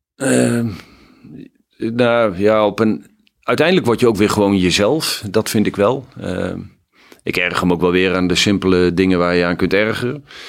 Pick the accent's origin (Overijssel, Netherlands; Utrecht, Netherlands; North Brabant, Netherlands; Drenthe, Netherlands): Drenthe, Netherlands; Hoogeveen; ik ben ontzettend fijn opgegroeid in Hogeveen